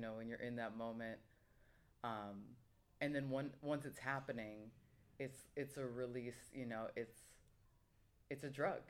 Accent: United States; growing up in the States

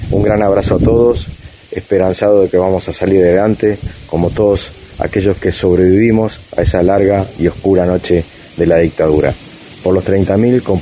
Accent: Argentina; todos los argentinos

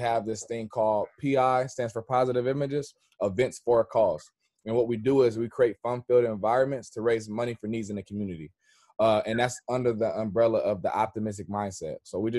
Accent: Richmond, California, United States; I am from Richmond, California. Okay. But I've been all the way up 80. So I lived in Oakland, from Richmond, South Richmond.

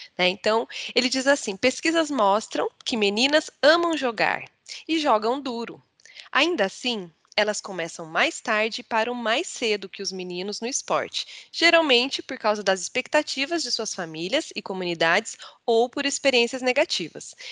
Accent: Mogi, near Campinas, interior of São Paulo, Brazil; eu comecei a jogar basquete com 7 anos de idade, no SESI, lá na minha cidade, de Mogi que é no interior de São Paulo, próximo de Campinas

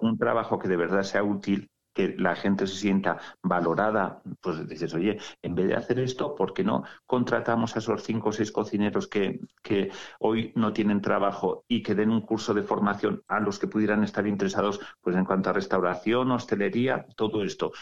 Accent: Sallent de Gállego, Aragon, Spain; soy sayentino

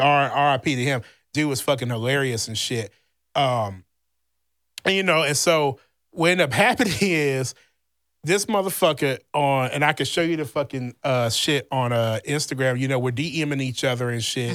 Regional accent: Louisiana, United States; moved away; my home state, Louisiana

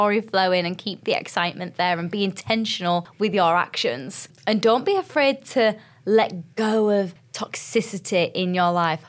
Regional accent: United Kingdom; I am a British girl

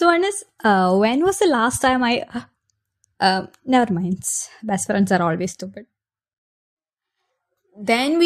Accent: Kochi, Kerala, India; I am from India, Kerala, Kochi, God's own country, Devathinte Swantham Nadu

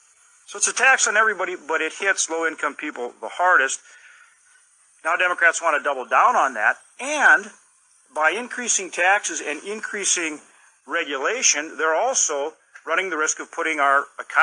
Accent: Midwest, United States; I come from the Midwest.

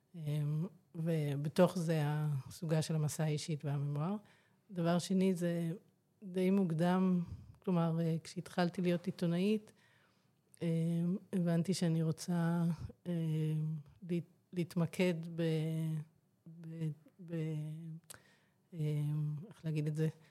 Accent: Ramat Gan, Tel Aviv District, Israel; also born or lived in Glasgow, Scotland; ואני נולדתי שם, אז ככה זה יוצא ש, אה, בקיצור, מגיל שנה אני פה, ברמת חן, ברמת גן.

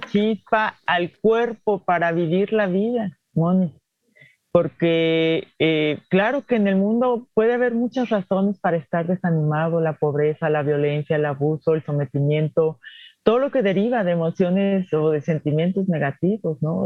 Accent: Guanajuato, Mexico; yo soy mexicana

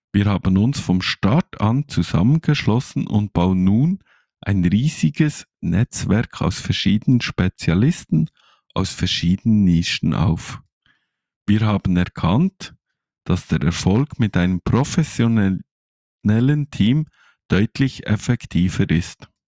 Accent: Switzerland; bin 39 Jahre alt, habe zwei Kinder und wie ihr an meinem Dialekt hören könnt, ich komme aus der Schweiz.

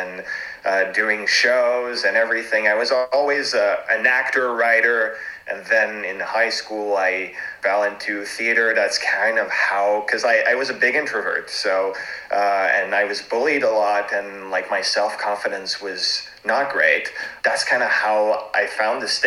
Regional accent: Montreal, Quebec, Canada; first language French; English is a second language; also born or lived in Toronto; now in Montreal, Canada; I was born in Canada, in Montreal. My first language is French.

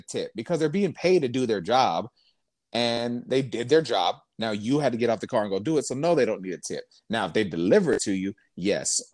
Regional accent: Lubbock, Texas, United States; moved away; I come from Lubbock, Texas

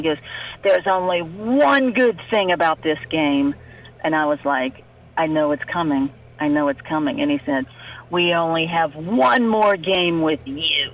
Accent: Fairview, West Virginia, United States; I'm from North Central West Virginia. I'm from Fairview outside Fairmont

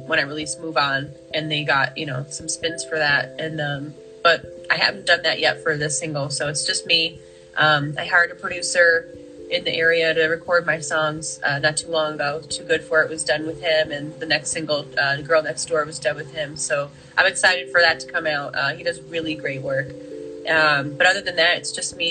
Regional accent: Poughkeepsie, New York, United States; I'm from upstate New York, Poughkeepsie, Dutchess County, and that's where I play most of my shows.

